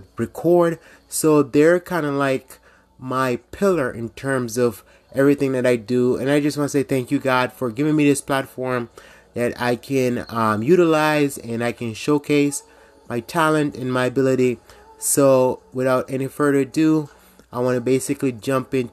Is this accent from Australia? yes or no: no; Jamaica; now in United States; I grew up in Jamaica